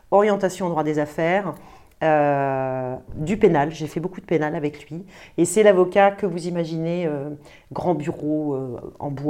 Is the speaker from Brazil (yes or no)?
yes; Brazil; now in France; Je pars au Brésil parce que je suis brésilienne, faire euh, un an de stage en cabinet d'avocat là-bas.